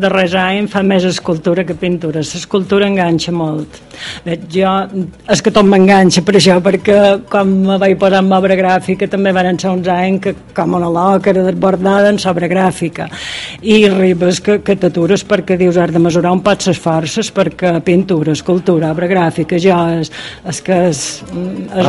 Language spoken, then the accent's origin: Catalan; Campos, Balearic Islands, Spain; és el meu poble